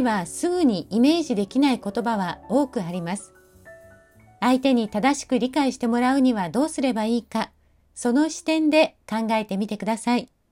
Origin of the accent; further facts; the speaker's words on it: Fukuoka, Japan; 私は福岡出身